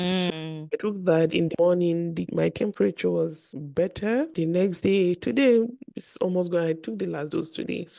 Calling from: Nigeria; I'm recording live from Nigeria. So the network problem is from my end.

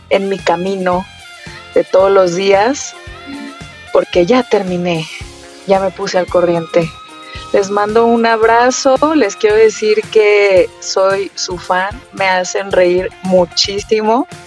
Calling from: Guadalajara, Jalisco, Mexico; soy … de Guadalajara

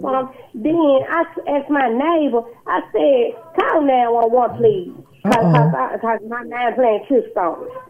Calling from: Memphis, Tennessee, United States; I'm calling from Memphis, Tennessee.

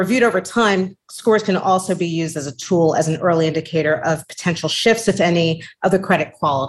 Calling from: New York City, New York, United States; I am joining you from New York City, and I thank you for having me here today

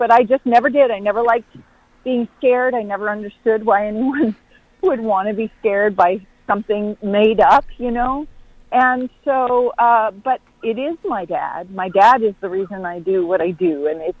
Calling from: North Carolina, United States; I'm calling from Western North Carolina in the mountains.

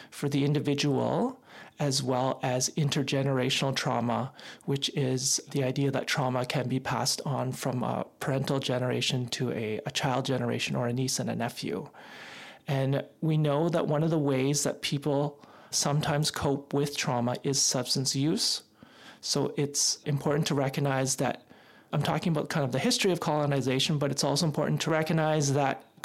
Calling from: British Columbia, Canada; I'm broadcasting from the Songhees and Esquimalt Nations unceded and ancestral territory.

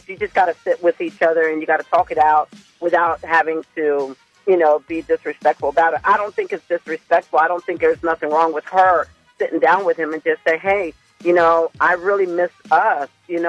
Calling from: Dagsboro, Delaware, United States; I'm calling from Dagsboro.

